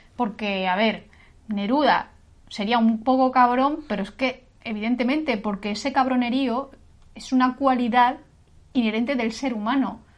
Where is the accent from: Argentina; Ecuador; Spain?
Spain; Castilla-La Mancha; moved away as an adult; now in Granada, Spain; yo soy manchega de nacimiento, sí que es verdad que soy un poco granadina de adopción porque llevo aquí viviendo 19 años casi